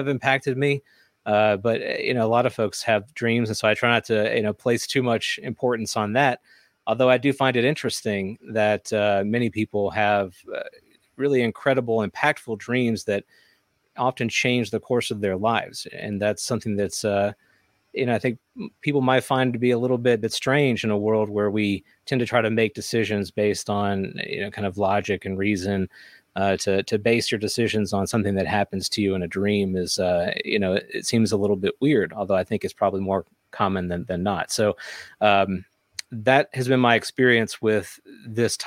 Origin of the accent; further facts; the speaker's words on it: the South, United States; I grew up in the South.